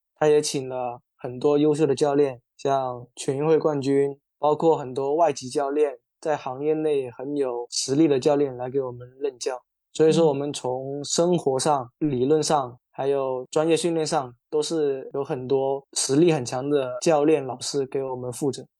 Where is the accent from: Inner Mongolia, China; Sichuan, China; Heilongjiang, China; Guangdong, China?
Guangdong, China; Qingyuan; moved away as an adult; now in Hong Kong; 我是新人，以前是在体校练田径短跑的